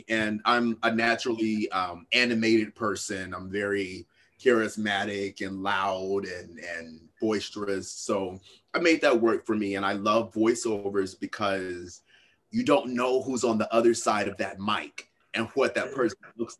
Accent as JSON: {"language": "English", "town": "Little Rock", "region": "Arkansas", "country": "United States", "tie": "born or raised there", "lives_now": "New York, United States", "said": "Yeah, so I was born in Little Rock, Arkansas."}